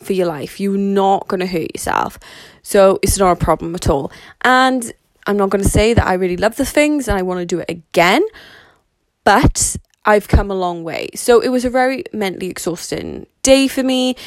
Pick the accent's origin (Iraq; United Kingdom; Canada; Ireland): United Kingdom; Wales; Considering that I am Welsh, so as a lot of people would say that'd be British, so I live in the UK in a place called Wales